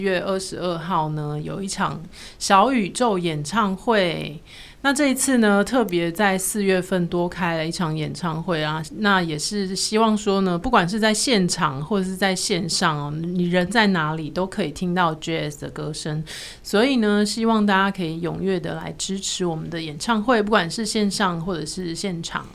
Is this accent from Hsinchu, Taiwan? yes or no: no; Pingtung County, Taiwan; 我们在屏东嘛